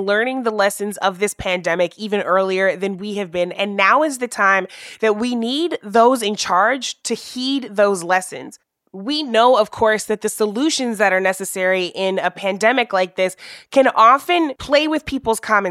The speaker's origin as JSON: {"language": "English", "region": "Missouri", "country": "United States", "tie": "born or raised there", "said": "my home state of Missouri"}